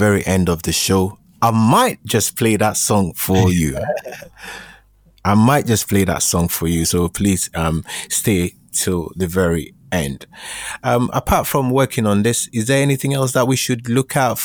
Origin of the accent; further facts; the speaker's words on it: Ghana; I grew up in Ghana